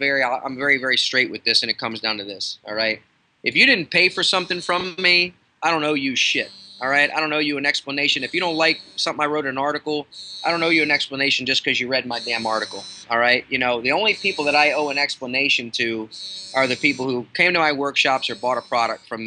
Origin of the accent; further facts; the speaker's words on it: Baltimore, Maryland, United States; I'm from Baltimore